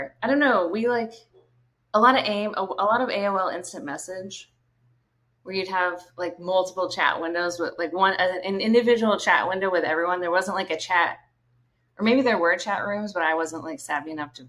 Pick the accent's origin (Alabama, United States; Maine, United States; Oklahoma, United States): Maine, United States; Brunswick; I grew up in Brunswick, Maine.